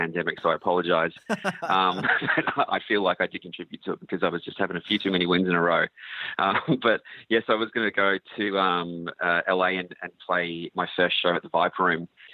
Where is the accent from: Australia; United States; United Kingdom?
Australia; growing up in Australia